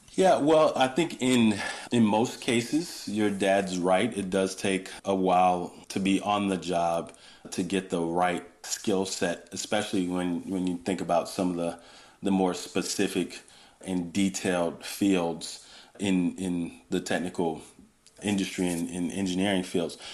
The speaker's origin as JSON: {"language": "English", "region": "Georgia", "country": "United States", "tie": "born or raised there", "moved": "as an adult", "lives_now": "California, United States", "said": "I grew up on the on the East Coast, really in the South, in Georgia"}